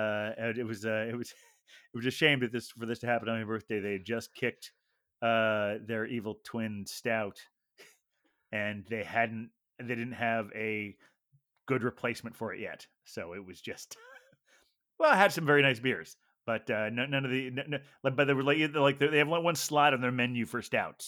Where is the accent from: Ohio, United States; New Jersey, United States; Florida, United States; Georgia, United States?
Ohio, United States; Like where I grew up in Ohio, they like